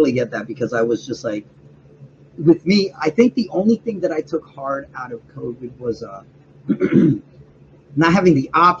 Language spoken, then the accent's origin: English; Vineland, New Jersey, United States; also born or lived in Woodbridge, New Jersey; I was born and raised in Jersey.